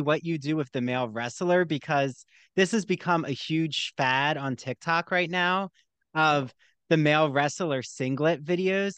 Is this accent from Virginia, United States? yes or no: no; New Jersey, United States; I'm from New Jersey